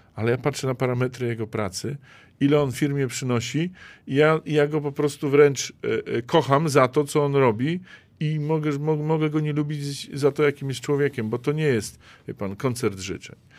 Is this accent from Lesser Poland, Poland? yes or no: no; Zielona Góra, Lubusz Voivodeship, Poland; u nas w Zielonej Górze